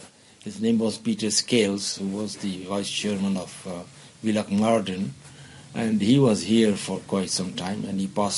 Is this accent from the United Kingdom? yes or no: no; Hyderabad, Sindh, Pakistan; also born or lived in Bangalore, India; now in Hong Kong; I came from, which is now Pakistan. It was India at that time. I'm from Hyderabad, Sindh.